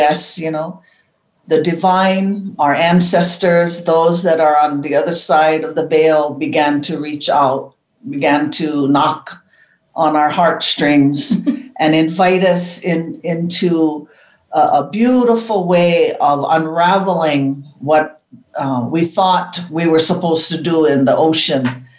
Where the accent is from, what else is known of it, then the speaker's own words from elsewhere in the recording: Hawaii, United States; in Hawaii, growing up in Aloha, the foundation of Aloha, it was just natural to be in love with nature and to follow the teachings of family that was always vital in our bones.